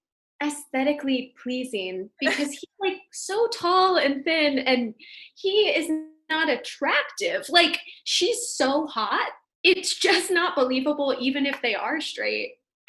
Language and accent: English; Seattle, Washington, United States; I'm from Seattle